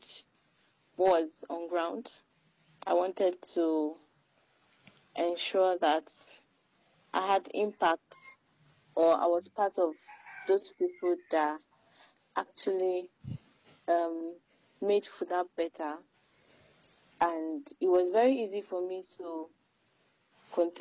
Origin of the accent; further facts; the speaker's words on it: Ibadan, Oyo, Nigeria; I am from Oyo State, Ibadan, Nigeria